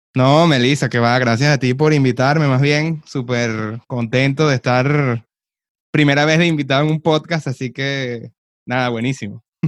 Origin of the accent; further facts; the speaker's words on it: Venezuela; moved away as an adult; also born or lived in Canada / Dominican Republic; emigré de Venezuela a Canadá